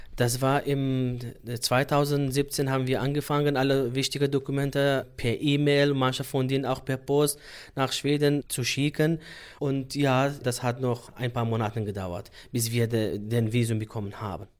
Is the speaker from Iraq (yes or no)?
yes; Sulaymaniyah, Kurdistan Region, Iraq; German is a second language; moved away as an adult; now in Germany; ursprünglich komme ich aus dem Irak, Suleimani, und momentan wohne ich in Deutschland